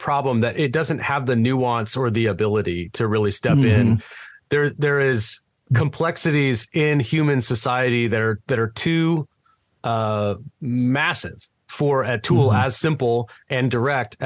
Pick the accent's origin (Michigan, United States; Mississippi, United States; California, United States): California, United States; now in Tennessee, United States; growing up in California